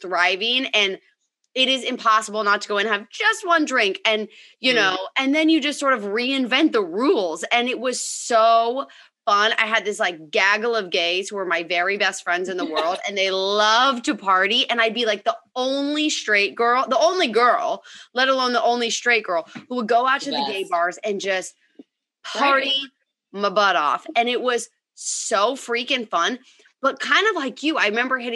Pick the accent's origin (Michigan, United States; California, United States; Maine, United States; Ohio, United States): California, United States; Bay Area; moved away as an adult; also born or lived in New York City; I was born and raised in the Bay Area